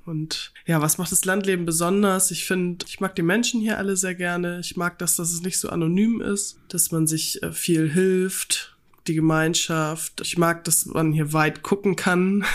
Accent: Kellinghusen, Schleswig-Holstein, Germany; moved away as an adult; also born or lived in Kiel; now in North Frisia, Germany; Ich bin ja ländlich aufgewachsen in Kellinghusen im Kreis Steinburg

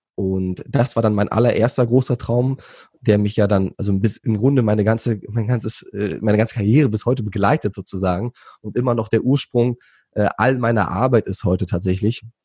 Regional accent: Berlin, Germany; moved away as an adult; also born or lived in Thailand; Ich bin gebürtiger Berliner

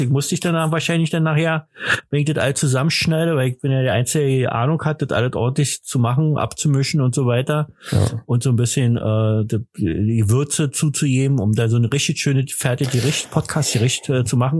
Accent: East Germany, Germany; komme ich ja nur aus dem Osten

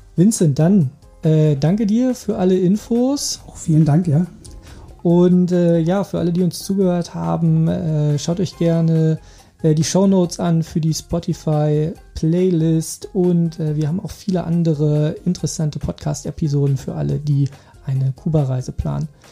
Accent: Germany; bei uns in Deutschland

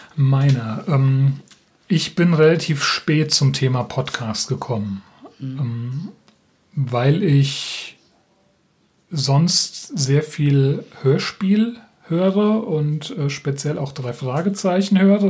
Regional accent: Rheingau-Taunus, Hesse, Germany; now in Schleswig, Germany; Ich bin ja ein, ein Kind des Rheingau-Taunus

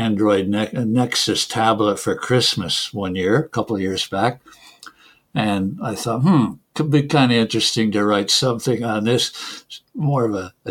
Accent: Canada; first language English; moved away; English is my mother tongue, of course. I came from Canada

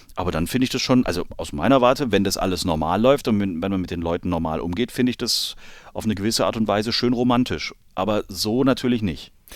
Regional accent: Germany; als Deutscher

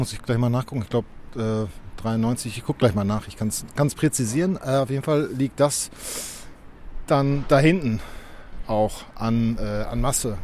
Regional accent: Dortmund, North Rhine-Westphalia, Germany; meiner Heimatstadt Dortmund

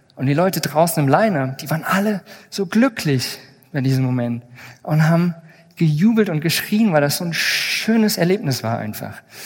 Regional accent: Plauen, Saxony, Germany; Ich bin übrigens auch hier, naja, mehr oder weniger in der Nähe geboren, in Plauen, was nicht ganz so weit weg ist.

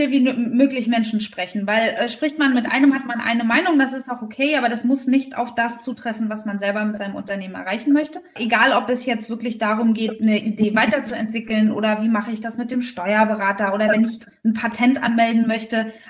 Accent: Berlin, Germany; now in Rostock, Germany; ich bin gar kein gebürtiger Fischkopf, sondern ich komme eigentlich aus Berlin. Aber bin ja 2014 nach äh, Rostock gezogen

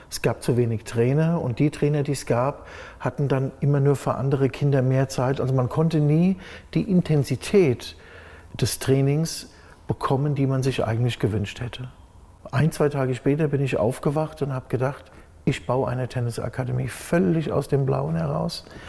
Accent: Germany; also born or lived in Ivory Coast; Deutschland ist meine Heimat und ich möchte hier auch leben

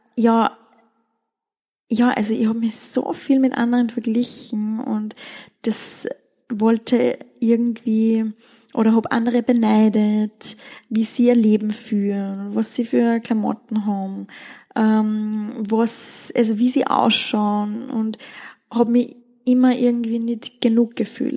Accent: Styria, Austria; also born or lived in Wieselburg / Seoul; Wir sind in den Bergen aufgewachsen, in der Steiermark, in einem sehr, sehr, sehr, sehr, sehr kleinen Dorf

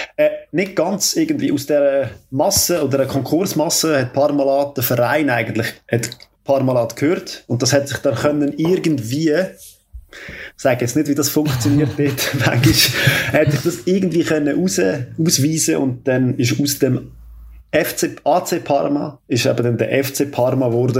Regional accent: Switzerland; Ich bin Schweizer

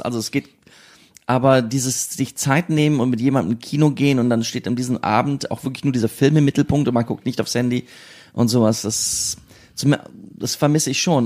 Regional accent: Siegen, North Rhine-Westphalia, Germany; now in Berlin, Germany; in meiner Kindheit in Siegen

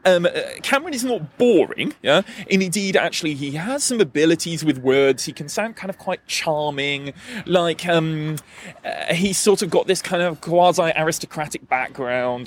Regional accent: Newport, Wales, United Kingdom; now in Denmark; I'm originally from a small and depressing industrial town called Newport in South Wales, uh, but I live in Denmark these days

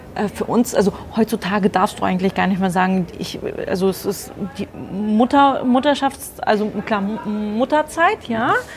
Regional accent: Germany; moved away as an adult; now in Frankfurt, Germany; bin nicht gebürtige Frankfurterin, sondern eigentlich aus der Nähe von Bremen

